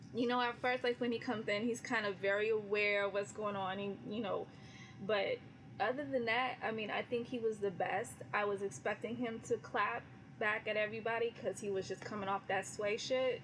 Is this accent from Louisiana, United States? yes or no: no; California, United States; I'm from California.